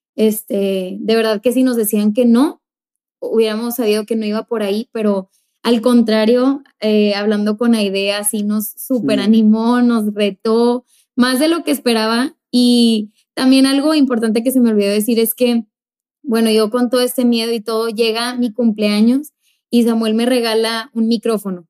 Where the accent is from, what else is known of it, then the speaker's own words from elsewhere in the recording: Monterrey, Nuevo León, Mexico; now in El Paso, United States; yo vengo de México, de la ciudad de Monterrey, ninguno de los dos somos del paso